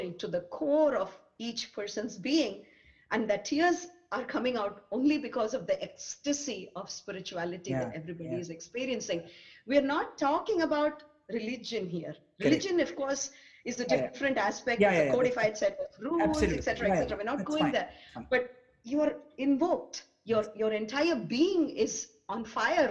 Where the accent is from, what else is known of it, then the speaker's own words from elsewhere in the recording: Chennai, Tamil Nadu, India; I'm from Mylapore in Chennai.